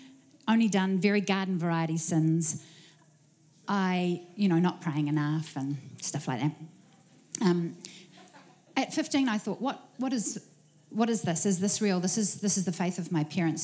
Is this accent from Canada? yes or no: no; Auckland, New Zealand; also born or lived in Wellington, New Zealand / England; moved to Auckland with my family